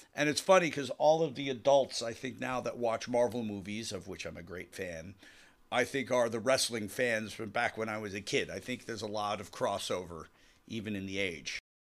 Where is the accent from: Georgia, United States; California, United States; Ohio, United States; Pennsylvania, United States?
Pennsylvania, United States; Western; a kid growing up in Western Pennsylvania